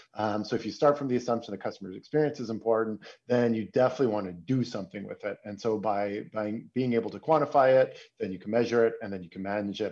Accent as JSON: {"language": "English", "town": "Toronto", "region": "Ontario", "country": "Canada", "moved": "yes", "lives_now": "Berlin, Germany", "said": "I'm a, I'm a Canadian. I'm from Toronto, but I live in Berlin"}